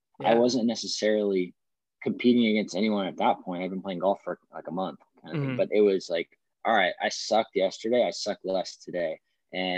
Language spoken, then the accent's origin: English; Fresno, California, United States; also born or lived in Berkeley, California; So I was born and raised in Fresno, California. I pretty much lived here my whole life, excluding the 5 years I spent at Berkeley for college